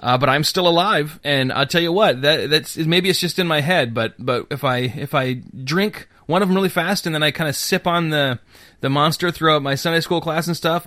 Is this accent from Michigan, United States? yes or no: yes; Bay City, Michigan, United States; I grew up in Bay City